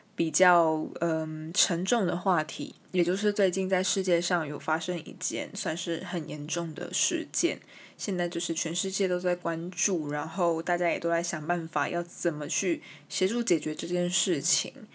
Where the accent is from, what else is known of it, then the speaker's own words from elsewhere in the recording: Taiwan; first language Chinese; 我身为一个台湾人，我身为一个 从小接触中文，母语也是中文的人